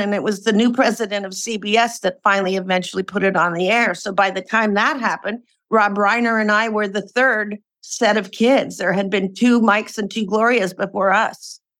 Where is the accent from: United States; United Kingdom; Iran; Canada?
United States; Portland, Oregon; moved away as an adult; now in California, United States; I'm a West Coast gal. I was born and raised in Portland, Oregon, and then came down to California to go to college and have been here since